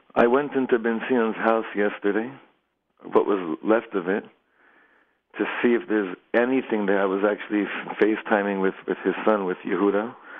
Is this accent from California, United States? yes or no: yes; Los Angeles, California, United States; now in Efrat, Israel; I grew up in Los Angeles